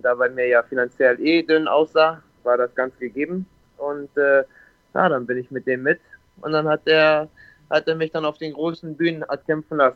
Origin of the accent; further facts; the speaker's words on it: Bremerhaven, Bremen, Germany; born there; moved away as an adult; also ich bin gebürtig aus Bremerhaven, aus dem Norden, aus Deutschland. Bin dann mit 21 Jahren hier nach Ferne gekommen mit 300 Euro und einem One-Way-Ticket.